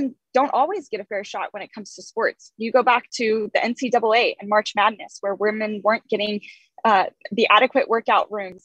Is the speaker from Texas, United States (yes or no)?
yes; Texas, United States; I grew up in Texas